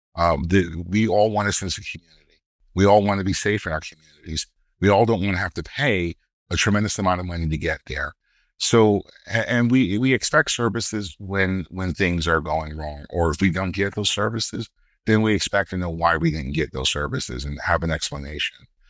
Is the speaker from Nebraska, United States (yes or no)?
no; Brooklyn, New York, United States; growing up in Brooklyn